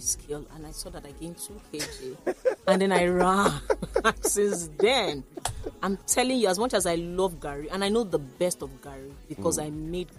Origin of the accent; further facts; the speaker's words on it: Waterside, Ogun State, Nigeria; You know, and the one from my hometown, Waterside, is one of the best. And part of my plan, really, is to put Waterside garri on the map.